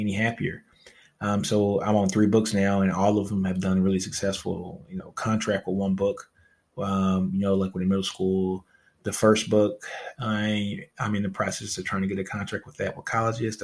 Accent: Louisiana, United States; I'm from Louisiana, baby, so I brought a fake tank in high school

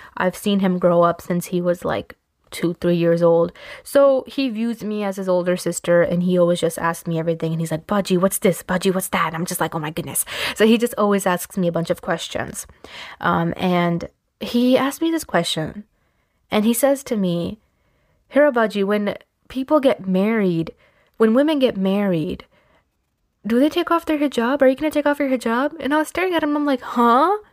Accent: Pakistan; I'm Pakistani

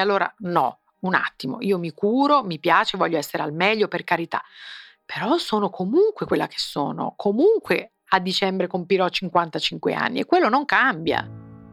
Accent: Naples, Campania, Italy; io sono napoletana

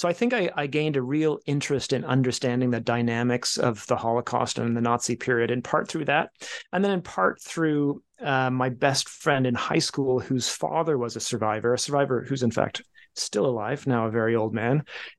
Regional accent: England, United Kingdom; born there; also born or lived in Canada; I was born in England. My brother was born in Copenhagen. We wound up in Canada.

